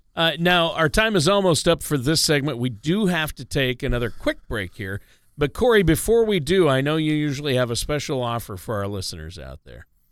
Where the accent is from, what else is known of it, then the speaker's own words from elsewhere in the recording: Minnesota, United States; I grew up in Minnesota